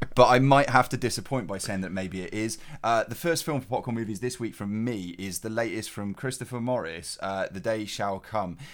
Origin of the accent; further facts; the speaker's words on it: Cheltenham, South West England, United Kingdom; G C H Q is in my hometown.